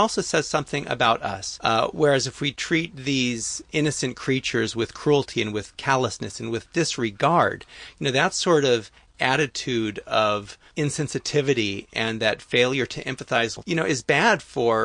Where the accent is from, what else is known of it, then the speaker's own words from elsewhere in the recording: Los Angeles, California, United States; growing up, I was in Hollywood